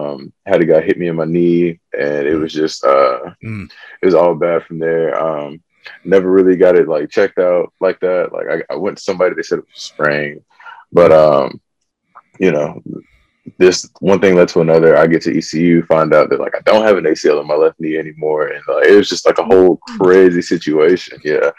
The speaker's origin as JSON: {"language": "English", "town": "Fayetteville", "region": "North Carolina", "country": "United States", "tie": "born or raised there", "said": "So I did a lot of moving around, but we did a lot of moving around within Fayetteville."}